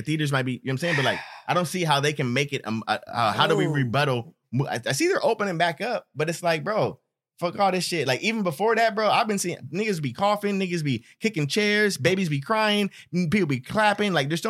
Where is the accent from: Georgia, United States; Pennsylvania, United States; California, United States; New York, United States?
California, United States; Stockton; Because we're from Stockton.